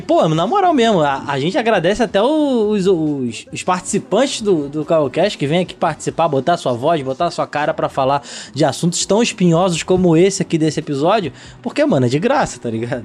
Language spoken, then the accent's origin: Portuguese; São Gonçalo, Rio de Janeiro, Brazil; eu sou de São Gonçalo